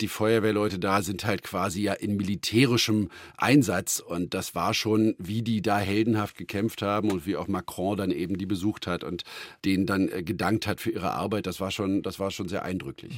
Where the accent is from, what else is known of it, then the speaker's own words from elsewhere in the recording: Brandenburg, Germany; auf dem Land bei uns in Brandenburg